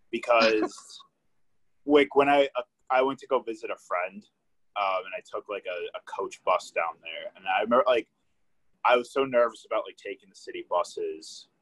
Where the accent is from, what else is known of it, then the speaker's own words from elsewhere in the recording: Illinois, United States; moved away as an adult; now in Milwaukee, United States; I went through that when I moved to Milwaukee for school. I came from Illinois